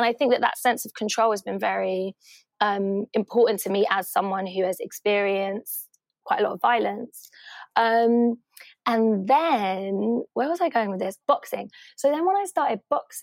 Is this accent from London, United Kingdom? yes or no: yes; London, United Kingdom; growing up in Hackney in the 80s and 90s